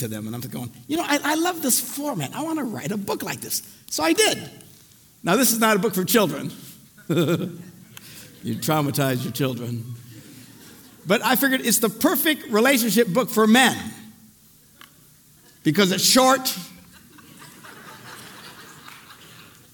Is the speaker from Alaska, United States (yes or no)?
no; Green Bay, Wisconsin, United States; I'm from Green Bay